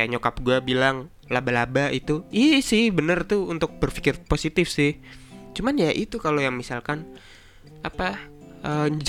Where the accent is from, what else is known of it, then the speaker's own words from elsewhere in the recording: Semarang, Central Java, Indonesia; born there; gue kan besar di keluarga Jawa gue lahir